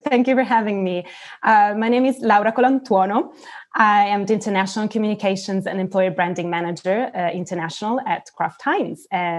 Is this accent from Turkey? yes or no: yes; Turkey; English is a second language; also born or lived in South Africa / Italy; So as you said, I'm Italian. I have an Italian passport, but I've spent almost half of my life abroad. I was born in South Africa and grew up in Turkey. So not only Italy, and moved back to Italy, actually, when I was 18.